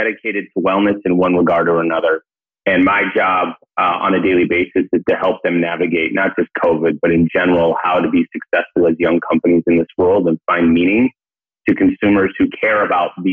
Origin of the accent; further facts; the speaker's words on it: Portland, Oregon, United States; now in New York City, United States; I'm originally from Portland.